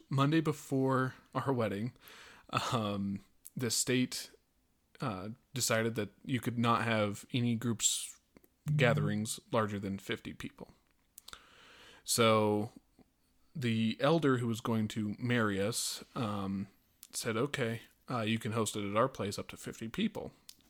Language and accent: English; Lakewood, Colorado, United States; So we had this huge wedding planned at the church that we grew up at here in Lakewood, Colorado.